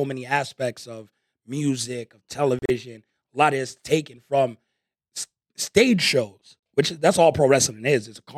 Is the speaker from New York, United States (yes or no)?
yes; New York, United States; now in Las Vegas, United States; I grew up in New York